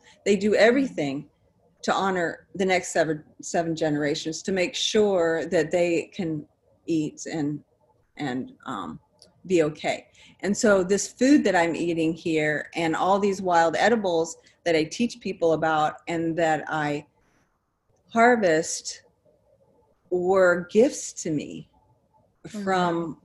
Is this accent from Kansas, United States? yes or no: no; New Jersey, United States; also born or lived in Nebraska; We were transferred to New Jersey from, you know, I was born in Nebraska